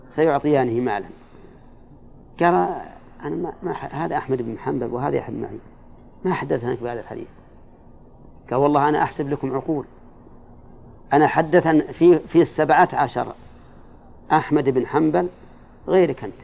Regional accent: Yemen; عندنا في اليمن يدعونهم من أهل البيت ويأخذون الزكاة ويحاربون

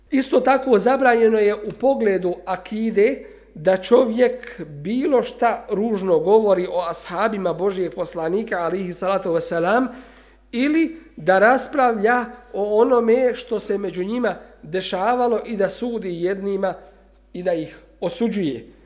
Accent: Bosnia & Herzegovina

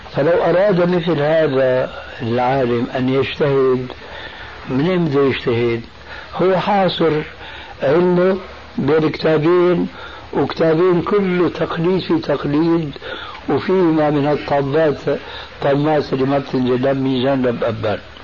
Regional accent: Syria; أنا نشأت حنفي المذهب في سوريا.

